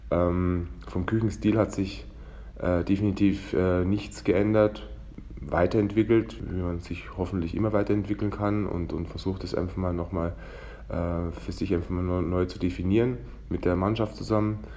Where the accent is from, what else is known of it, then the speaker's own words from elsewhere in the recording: Weilheim in Oberbayern, Bavaria, Germany; weil ich gebürtiger Weilheimer bin und eben aus dem Oberland komme